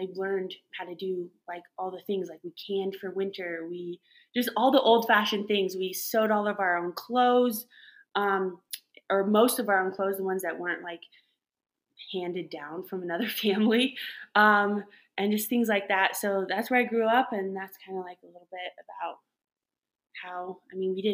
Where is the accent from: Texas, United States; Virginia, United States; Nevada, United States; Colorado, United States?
Colorado, United States; Masonville; I grew up in a little town called Masonville, which is west of Loveland and Fort Collins area